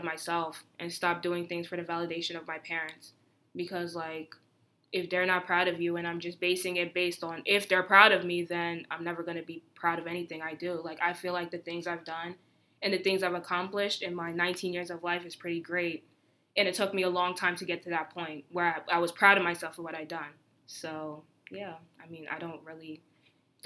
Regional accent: United States; born or raised there

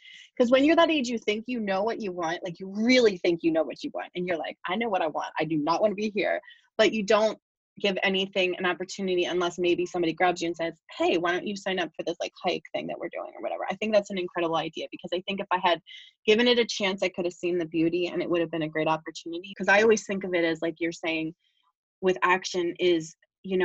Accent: Pennsylvania, United States; I grew up in Bucks, but I lived in Philadelphia for a while with my husband

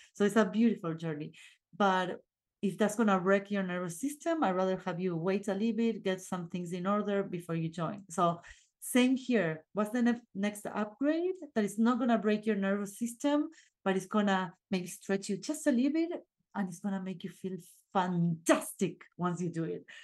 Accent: Argentina; English is a second language; moved away; I'm from Argentina, and my partner too

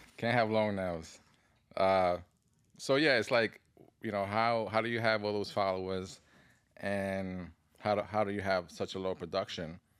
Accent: New York City, New York, United States; I grew up in the Bronx

